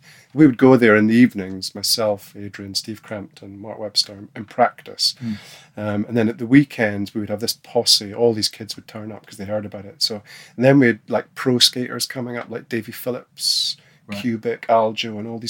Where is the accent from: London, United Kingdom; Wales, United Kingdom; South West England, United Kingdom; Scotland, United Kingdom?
Scotland, United Kingdom; Aberdeen; In Aberdeen.